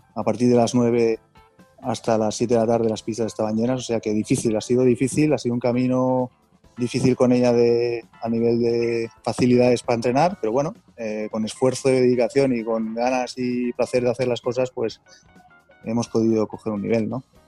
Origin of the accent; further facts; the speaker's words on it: Andorra; moved away as an adult; now in Barcelona, Spain; somos de Andorra